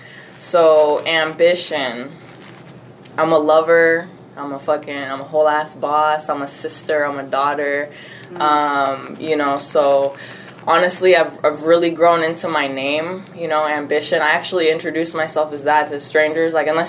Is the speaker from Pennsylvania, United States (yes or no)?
no; San Diego, California, United States; also born or lived in Mesa, Arizona; now in Arizona, United States; I was born here. I was born in Mesa. Oh. But I'm not from here. I was maybe here till I was like 3 months old, and then we moved to San Diego, California. Oh, okay. So I grew up there, so I always just say I'm from there.